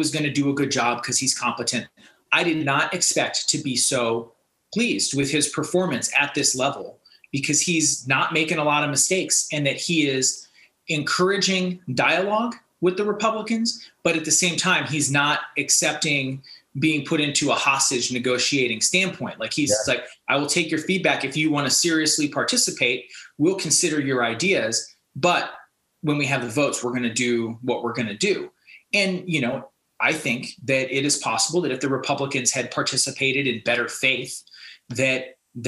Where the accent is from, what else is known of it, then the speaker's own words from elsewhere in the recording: Ohio, United States; now in Oregon, United States; where I grew up in Ohio